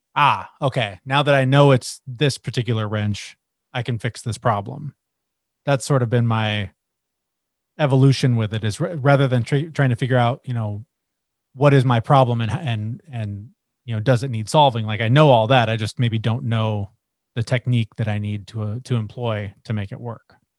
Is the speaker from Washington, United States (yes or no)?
yes; Seattle, Washington, United States; I'm from Seattle. I grew up, like you said, in the grunge era